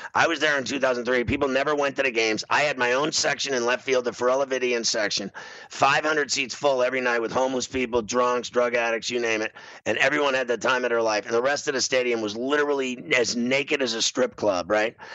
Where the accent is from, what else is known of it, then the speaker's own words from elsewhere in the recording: Pittsburgh, Pennsylvania, United States; I grew up in Pittsburgh my whole life